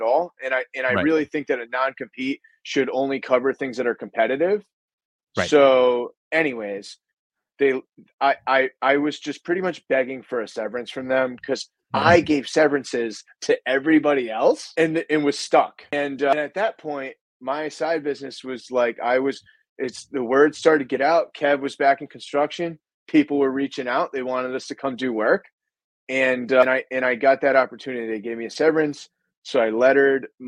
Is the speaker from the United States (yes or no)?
yes; New England, United States; I'm from New England